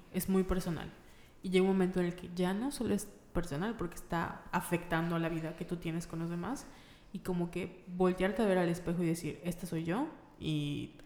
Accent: Mérida, Yucatán, Mexico; somos de Mérida

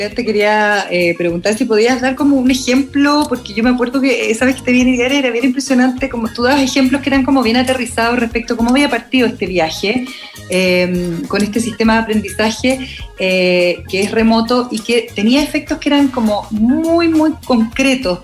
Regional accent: Osorno, Los Lagos, Chile; moved away; yo que soy nacida y criada en Osorno

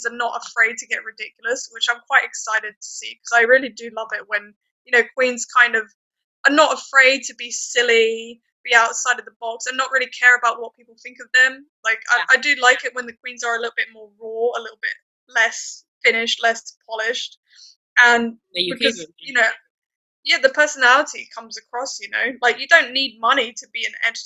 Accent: United Kingdom; as a British person

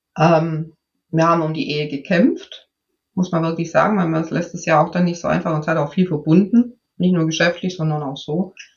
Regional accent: Swabia, Germany; ich bin ja Schwäbin

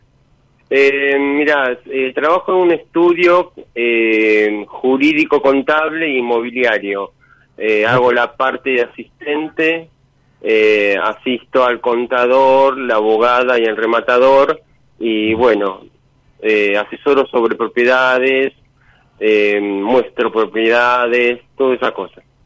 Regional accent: Buenos Aires Province, Argentina; de zona oeste.

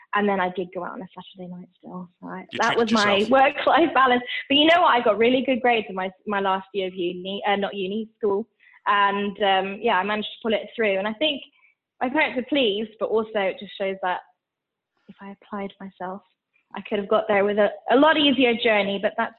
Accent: Switzerland; So I was actually born and raised in Switzerland, but both my parents are British. They're actually from the Northeast. Not that I think you can tell from my accent.

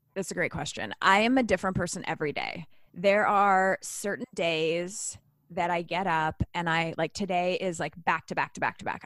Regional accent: Canada; I'm Canadian

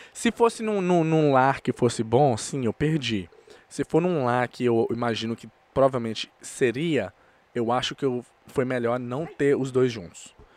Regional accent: Brazil; also born or lived in United States; Eu nasci na América e meu, minha certidão do Brasil de nascimento tá registrado com seis meses. Oh. Então, com seis meses, eu já estava no Brasil

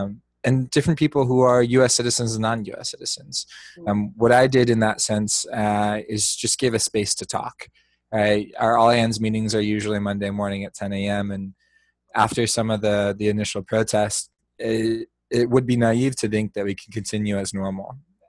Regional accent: Indiana, United States; moved away as an adult; also born or lived in Ohio / Chicago, Illinois; now in San Francisco, United States; I am originally from Indiana, did grow up on a small farm town there in the Midwest.

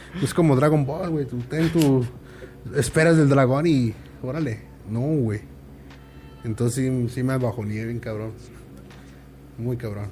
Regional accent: Morelos, Mexico; yo soy de Morelos

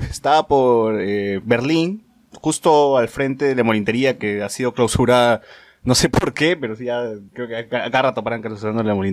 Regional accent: Venezuela; Porque, soy porque somos venezolanos, nos, tratan así, nos dejan morir.

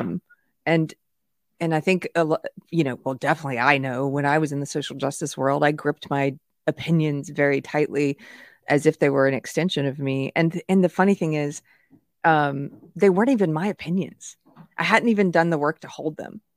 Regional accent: South Carolina, United States; moved away; I'm from South Carolina originally

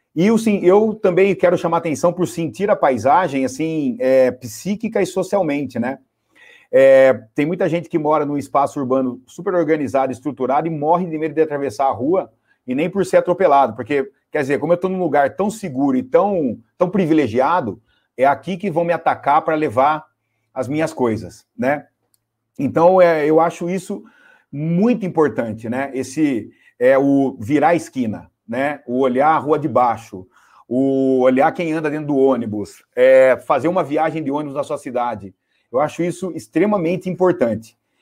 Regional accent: Piracicaba, São Paulo, Brazil; eu sou caipira lá de Piracicaba

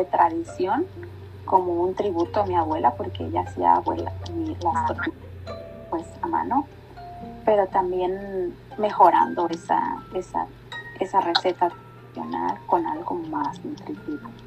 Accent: Mexico; Soy una mexicana, bien mexicana

